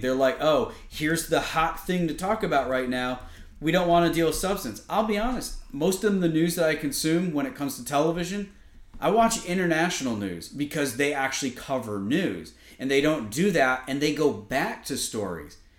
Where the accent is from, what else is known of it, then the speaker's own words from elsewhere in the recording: Connecticut, United States; where I grew up in Connecticut